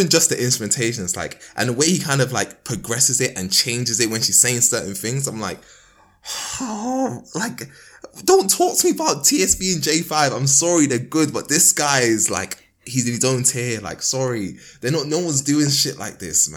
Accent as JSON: {"language": "English", "region": "London", "country": "United Kingdom", "tie": "born or raised there", "said": "my hometown, like, you know, Crystal Palace / Penge"}